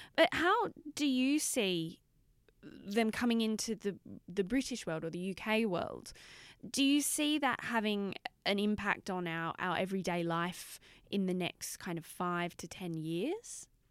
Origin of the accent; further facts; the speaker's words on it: Australia; I'm Australian